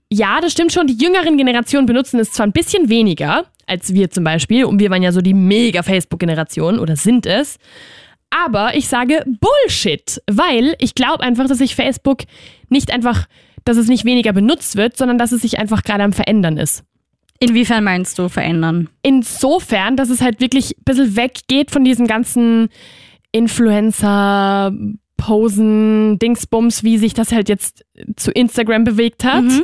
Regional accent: Austria; Ich hoffe, sie will damit nicht sagen, dass ich hier als Österreicherin nicht reiche

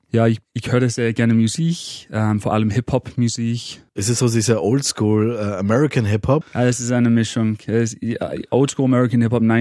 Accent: Manchester, North West England, United Kingdom; moved away as an adult; also born or lived in Cambridge; now in Vienna, Austria; Ich wohne seit acht Jahren in Wien, aber ursprünglich komme ich aus Manchester

